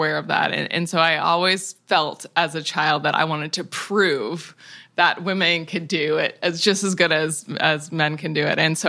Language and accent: English; Tacoma, Washington, United States; I grew up in Tacoma, Washington, in the woods, and near a fabulous public park.